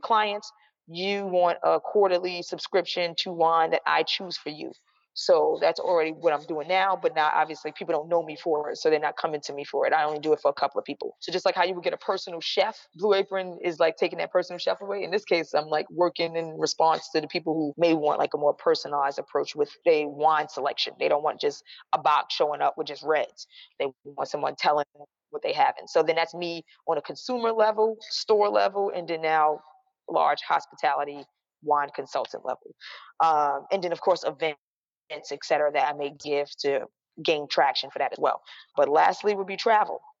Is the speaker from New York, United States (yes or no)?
yes; New York City, New York, United States; being a New Yorker